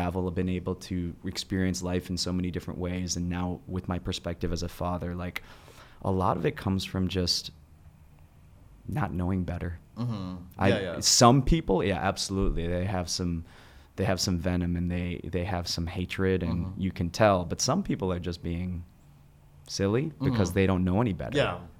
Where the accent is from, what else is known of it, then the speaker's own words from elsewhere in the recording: Midwest, United States; I come from the Midwest, so I used to have, like, this angst, like, oh, well, people are making a certain comment or a certain action towards me because I'm Asian American